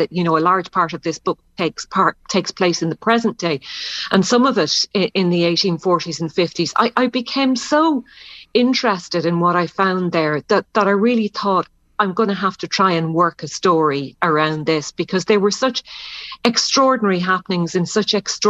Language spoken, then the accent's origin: English; County Clare, Ireland; moved away; I'm originally from Clare.